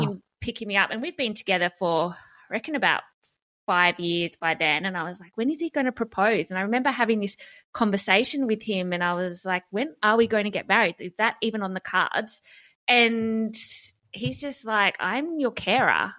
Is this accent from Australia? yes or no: yes; Hobart, Tasmania, Australia; I grew up in Hobart